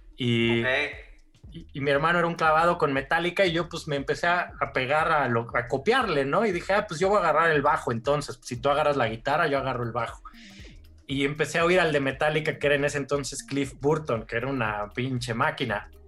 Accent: Mexico; mi jefa mexicana

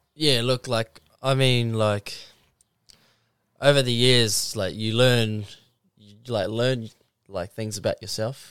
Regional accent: New Zealand; I'm from the Mount Arataki, to be specific

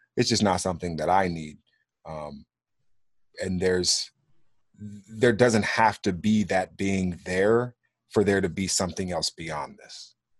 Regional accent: Los Angeles, California, United States; moved away as an adult; also born or lived in Kansas City / Phoenix; I grew up as a ward of the court in the state of California, in L A, in the eighties and nineties

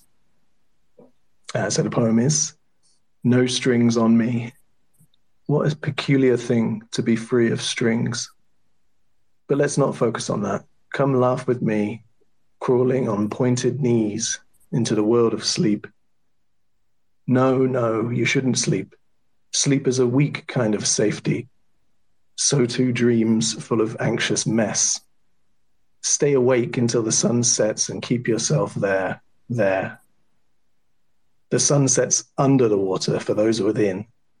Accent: England, United Kingdom; accent: English; My English accent is a little bit different than Justin's.

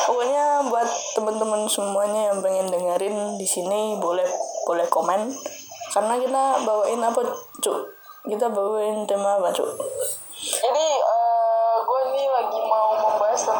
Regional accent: Java, Indonesia; Saya orang Jawa.

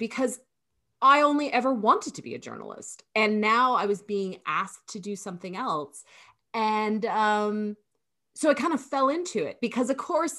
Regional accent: Toronto, Ontario, Canada; also born or lived in New Brunswick; now in Atlantic Canada, Canada; I'm originally from Toronto, but I've made my career out here on the East Coast of Canada, in Atlantic Canada.

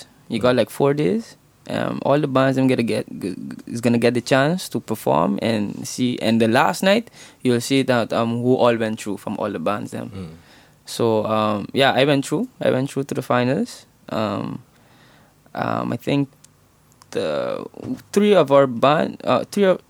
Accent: Aruba; moved away as an adult; now in Netherlands; I was born in Aruba.

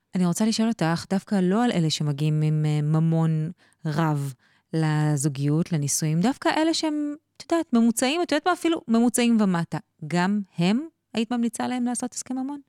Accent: Israel; אצלנו בישראל

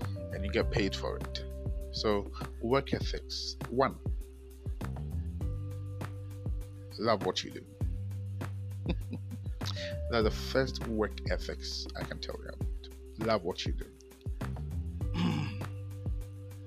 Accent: Ghana; I'm a Ghanaian

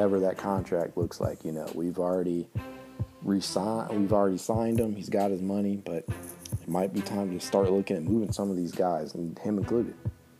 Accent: Ohio, United States; also born or lived in Springboro, Ohio; now in Washington, D.C., United States; I am from Ohio, but I now live in D.C. So it's always good to come back home.

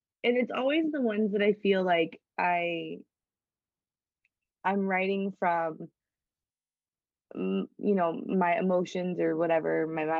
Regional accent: Midwest, United States; since we're both from the Midwest

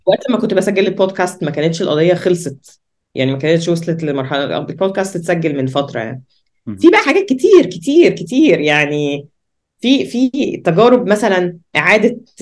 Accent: Egypt; عندنا في مصر

